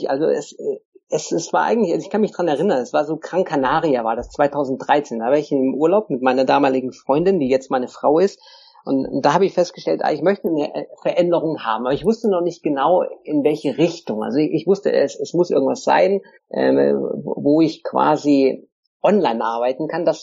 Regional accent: Lake Constance, Germany; ich komme ursprünglich aus Süddeutschland vom Bodensee, bin da aufgewachsen und hatte schon früh diese Idee, eigentlich die Welt zu erkunden.

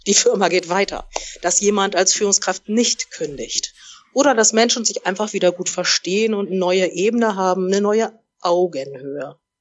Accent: Oldenburg, Lower Saxony, Germany; moved away; also born or lived in Munich / Hamburg; Ich komme ursprünglich aus Oldenburg, bin dann über München nach Hamburg gegangen

